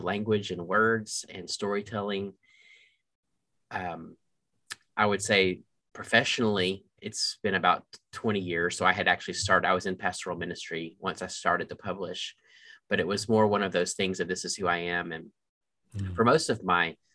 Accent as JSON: {"language": "English", "town": "Waco", "region": "Texas", "country": "United States", "tie": "born or raised there", "also_born_or_lived": "Charlottesville, Virginia / Clemson, South Carolina", "moved": "yes", "lives_now": "Michigan, United States", "said": "My dad is still pastoring the same church in Waco, Texas that I was in as a young boy."}